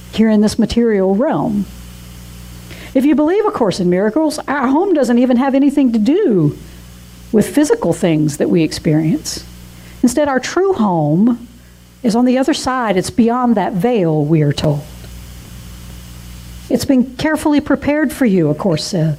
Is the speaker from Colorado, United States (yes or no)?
no; Georgia, United States; moved away; also born or lived in North Carolina; I was born in North Carolina, like James Taylor, but I consider the Georgia town where I spent most of my youth and my young adult life as my hometown